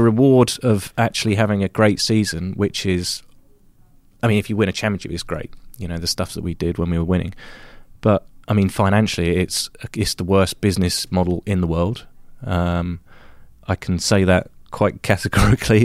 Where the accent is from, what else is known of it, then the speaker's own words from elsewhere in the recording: United Kingdom; moved away; in my home country, race on all the U K tracks again